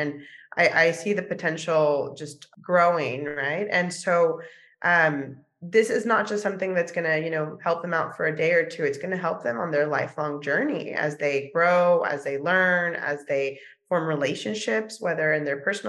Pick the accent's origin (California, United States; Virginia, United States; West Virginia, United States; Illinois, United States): California, United States; San Diego; also born or lived in Mexico; now in New York, United States; I grew up in San Diego, California, in a multilingual, multicultural home.